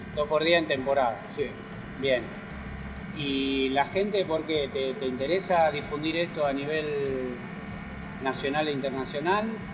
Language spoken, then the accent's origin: Spanish; Buenos Aires, Argentina; a los porteños que, estamos tan lejos